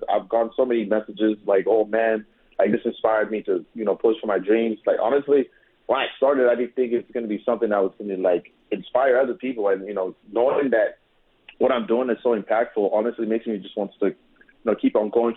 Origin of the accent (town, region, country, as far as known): Fort McMurray, Alberta, Canada; born or raised there